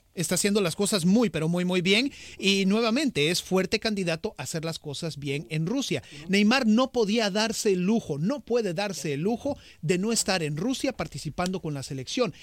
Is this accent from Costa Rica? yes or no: yes; Costa Rica; yo soy de Costa Rica, morado 100%